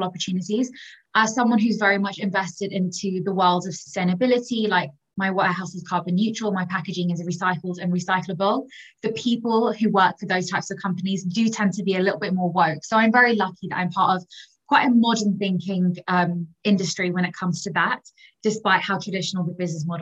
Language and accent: English; London, United Kingdom; I'm 26 and I'm from London.